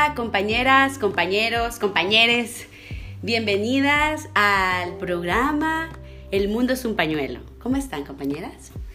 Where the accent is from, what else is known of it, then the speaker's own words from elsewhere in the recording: El Salvador; moved away; yo soy del Salvador